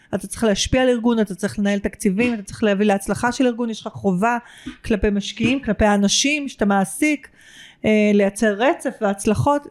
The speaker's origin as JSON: {"language": "Hebrew", "country": "Israel"}